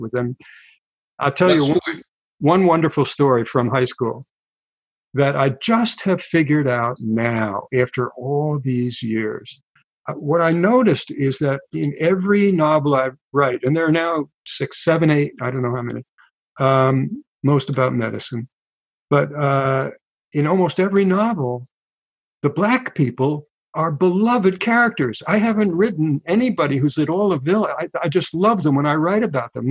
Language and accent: English; Hudson, New York, United States; moved away as an adult; also born or lived in Oxford; I grew up in a little town on the Hudson River called Hudson, New York, which is 120 miles north of New York City